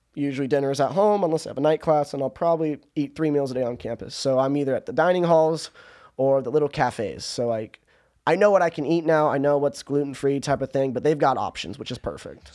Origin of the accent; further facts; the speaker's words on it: Orange County, California, United States; moved away as an adult; now in Towson, United States; I'm from Orange County